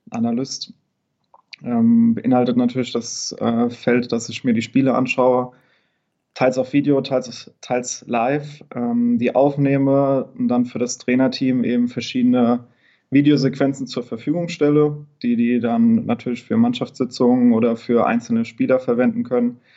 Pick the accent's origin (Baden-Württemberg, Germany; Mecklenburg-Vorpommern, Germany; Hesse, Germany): Hesse, Germany; Niederbrechen; Ich komme aus der Nähe von Limburg, aus dem schönen